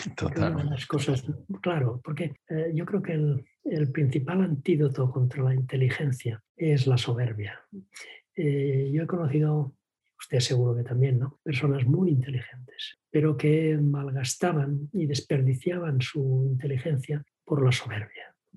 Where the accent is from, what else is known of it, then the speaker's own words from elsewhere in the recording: Vilanova i la Geltrú, Catalonia, Spain; Mi padre era, era pues, directivo de una empresa en mi pueblo, en Villanueva en la Gentru